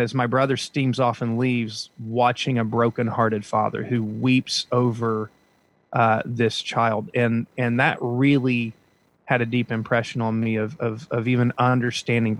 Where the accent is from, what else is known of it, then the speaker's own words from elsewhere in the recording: Huntington, West Virginia, United States; moved away as an adult; now in South Florida, United States; I grew up though in West Virginia in a town called Huntington, West Virginia